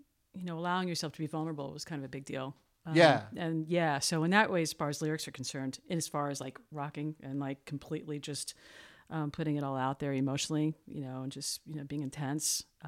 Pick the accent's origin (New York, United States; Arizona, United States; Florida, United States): Florida, United States; South; South Florida. I'm a native